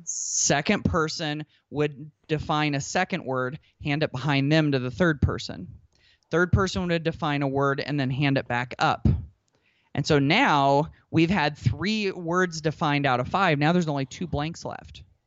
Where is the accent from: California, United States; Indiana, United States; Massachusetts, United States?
Indiana, United States; I'm from Indiana. Basketball is life